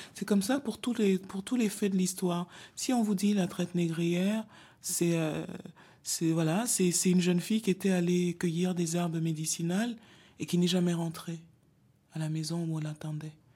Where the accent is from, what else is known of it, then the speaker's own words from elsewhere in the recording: Cameroon; je viens d'un pays dont les langues officielles sont le français et l'anglais. Le Cameroun est un pays bilingue